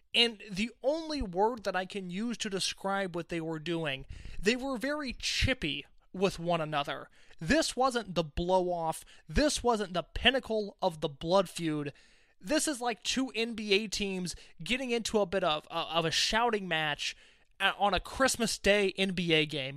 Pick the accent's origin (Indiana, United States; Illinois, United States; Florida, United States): Indiana, United States; Indianapolis; We have Chase the Dragon in my hometown.